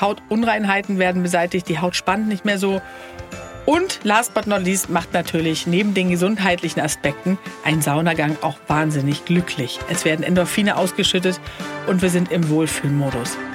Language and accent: German; Sweden; ich bin ja Schwedin